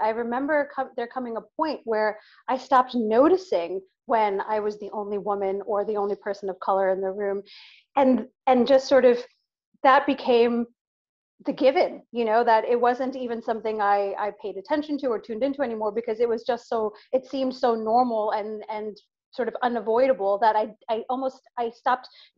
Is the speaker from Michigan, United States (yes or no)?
no; New York, United States; as a New Yorker, I was, you know, literally I was a senior at university, finishing my last year at university in New York